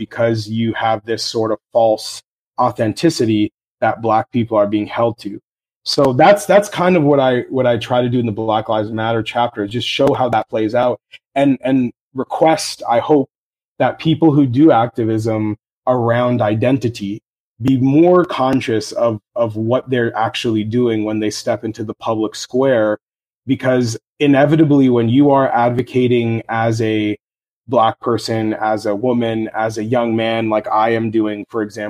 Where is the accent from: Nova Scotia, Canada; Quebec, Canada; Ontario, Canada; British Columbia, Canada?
Ontario, Canada; Toronto; my hometown of Toronto